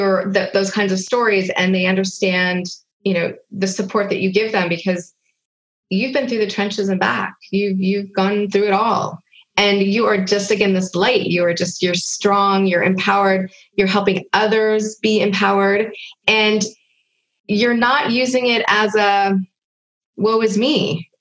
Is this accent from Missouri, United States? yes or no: no; Hollywood, California, United States; you will have just heard my story about growing up in Hollywood